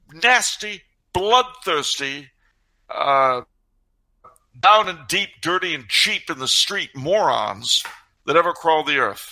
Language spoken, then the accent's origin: English; New York, United States; I was born in New York